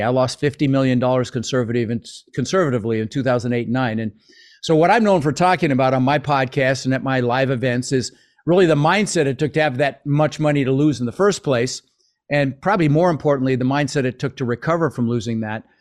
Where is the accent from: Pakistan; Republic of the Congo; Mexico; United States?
United States; Denver, Colorado; born or raised there; English is a second language; also born or lived in Netherlands